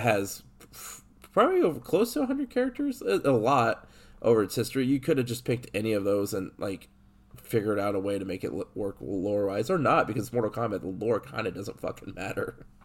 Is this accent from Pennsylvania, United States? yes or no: no; Illinois, United States; I grew up in Illinois